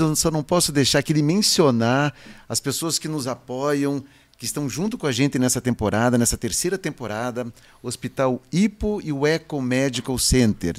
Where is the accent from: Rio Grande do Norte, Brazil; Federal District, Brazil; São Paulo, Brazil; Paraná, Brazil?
Paraná, Brazil; Curitiba; nós somos de Curitiba, sempre estamos aqui